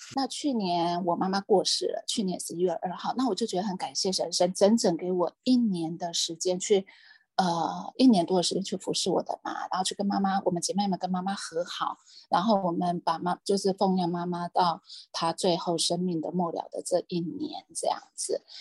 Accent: Hualien County, Taiwan; now in Taipei, Taiwan; 我故乡在花莲

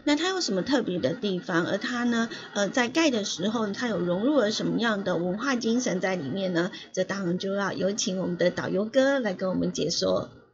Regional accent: Yilan County, Taiwan; 有一个县市就是我的故乡宜兰

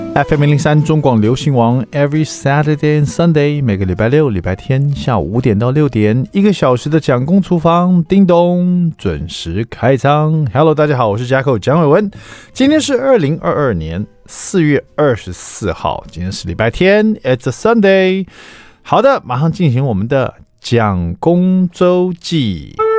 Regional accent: Taiwan; 我们台湾人做那种， 呃， 这种三层肉的卤肉

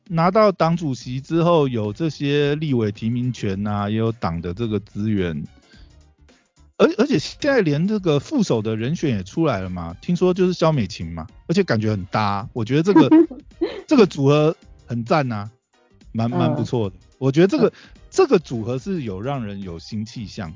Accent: Taiwan; 我们台湾人

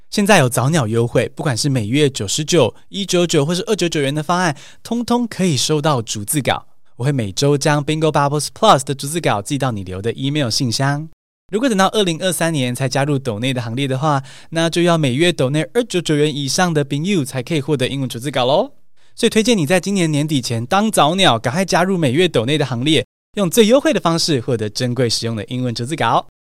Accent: Taiwan; 我也是台湾土生土长学英文的

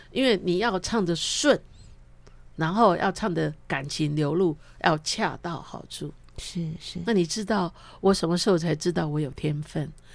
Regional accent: Yilan County, Taiwan; accent: Taiwanese Mandarin; also born or lived in Luodong; 是在那个太平山的乡公所里面的这个人事管理员，所以我都全部小时候我就跟原住民就住在一个村落哦

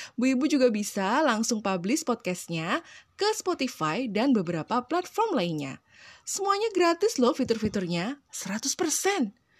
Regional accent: Surakarta, Central Java, Indonesia; Aku itu lahir gede di Solo ya, asli wong Solo loh aku iki.

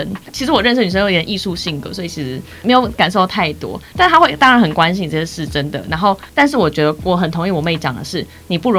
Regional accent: Taipei, Taiwan; 因为就像是我台北人会住在自己的家里，可是外县市人会住在宿舍

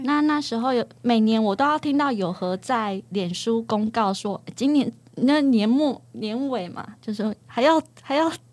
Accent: central Taiwan, Taiwan; 我是中部人

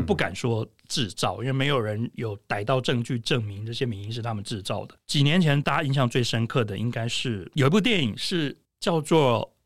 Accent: Tainan, Taiwan; 我在台南长大

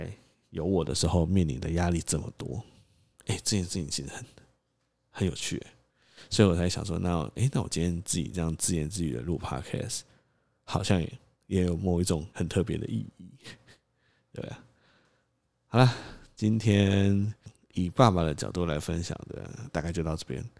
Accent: Tainan, Taiwan; 目前我们会希望让小孩子在台南长大，因为其实有很多原因。第一个是还是比较喜欢自己的家乡，再来是在台南其实可以有比较多的后援

